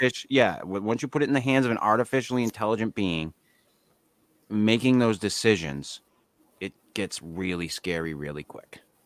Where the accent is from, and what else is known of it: United States